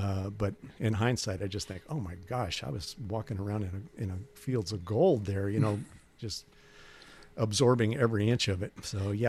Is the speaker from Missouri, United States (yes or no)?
yes; St. Louis, Missouri, United States; also born or lived in Kansas City; Well, I was born in Kansas City, and then moved to St. Louis when I was about, I don't know, 7, 8 years